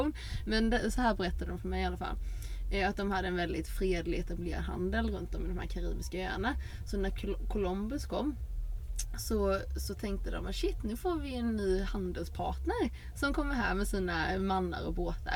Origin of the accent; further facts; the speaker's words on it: Sweden; moved away; där jag är uppvuxen så finns det en liten eh, samhälle utanför, Fosserum heter det